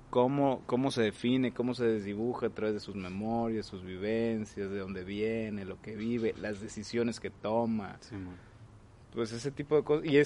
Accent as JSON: {"language": "Spanish", "region": "Veracruz", "country": "Mexico", "said": "pues yo soy de Veracruz y vivo aquí y mucha de mi vida me he estado moviendo."}